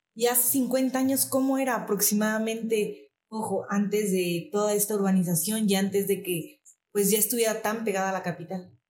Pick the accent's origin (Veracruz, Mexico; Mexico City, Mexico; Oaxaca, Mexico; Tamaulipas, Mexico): Oaxaca, Mexico; nuestro estado y de nuestro país